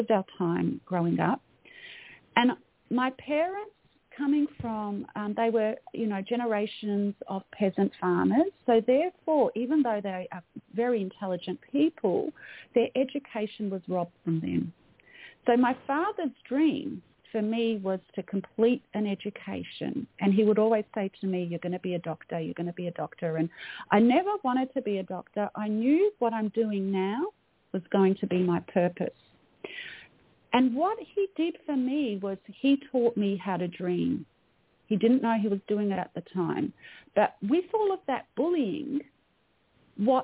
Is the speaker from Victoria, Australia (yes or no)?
yes; Melbourne, Victoria, Australia; So I'm an Australian. I was born in Melbourne, Australia. You can probably tell by my accent.